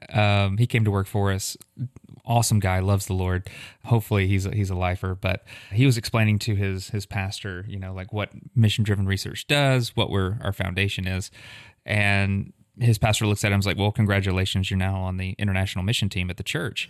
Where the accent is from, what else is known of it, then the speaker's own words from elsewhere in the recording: Huntsville, Alabama, United States; So Kim and I are both native Huntsvillians, and so grew up in South Huntsville